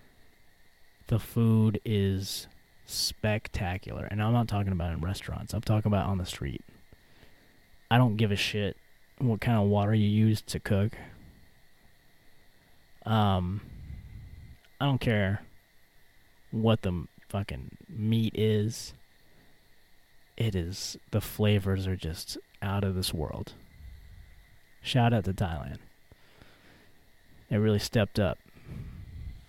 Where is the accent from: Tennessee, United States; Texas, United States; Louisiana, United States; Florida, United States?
Louisiana, United States; moved away; I'm from Louisiana.